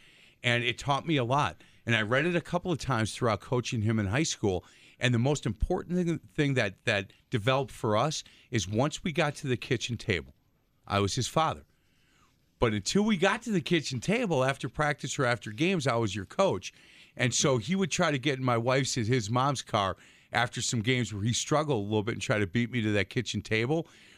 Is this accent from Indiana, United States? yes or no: no; Milwaukee, Wisconsin, United States; Because we're from Milwaukee, big fan.